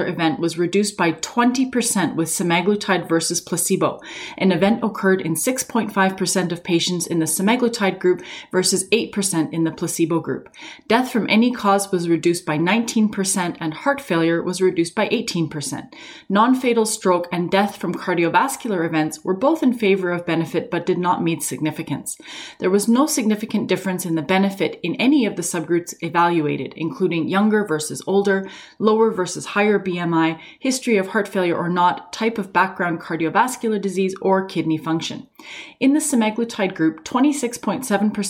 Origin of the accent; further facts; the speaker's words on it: Canada; I'm a Canadian physician